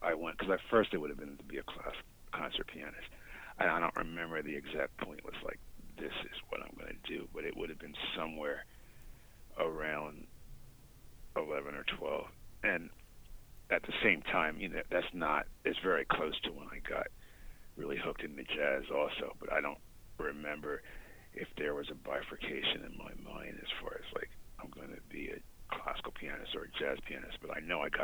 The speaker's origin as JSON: {"language": "English", "region": "Delaware", "country": "United States", "tie": "born or raised there", "said": "my home state of Delaware"}